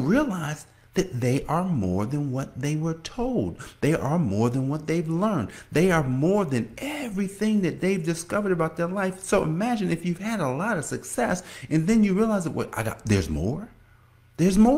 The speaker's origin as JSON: {"language": "English", "town": "Newark", "region": "New Jersey", "country": "United States", "tie": "born or raised there", "also_born_or_lived": "Washington, D.C.", "moved": "as an adult", "lives_now": "Indian Head, Maryland, United States", "said": "I'm from Newark, New Jersey"}